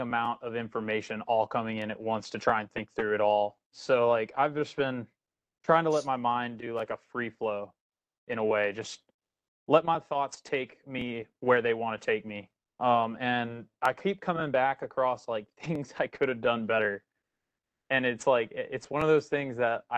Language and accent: English; San Antonio, Texas, United States; moved away as an adult; now in Okinawa, Japan; I grew up in San Antonio, Texas